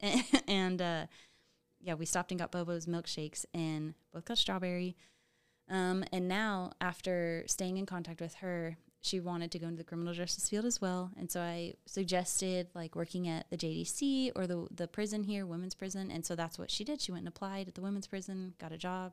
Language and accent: English; Topeka, Kansas, United States; I am from Topeka